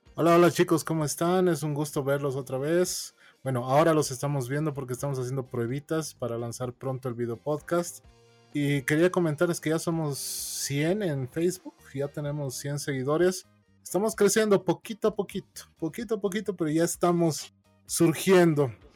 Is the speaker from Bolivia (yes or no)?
yes; La Paz, Bolivia; accent: paceño; yo soy morenito, yo a mí se me nota paseño de aquí